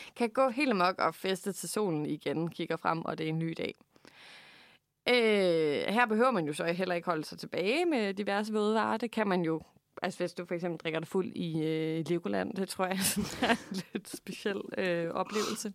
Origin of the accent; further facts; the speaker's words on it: Funen, Southern Denmark, Denmark; vi er simpelthen fra Fyn begge